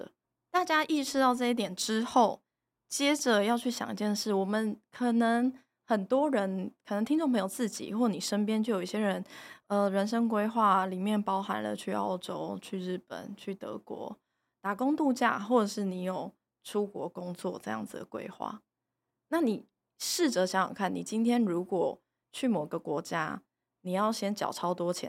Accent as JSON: {"language": "Chinese", "country": "Taiwan", "said": "你如果觉得我们台湾人常常在讲自由民主，我们在讲人权，"}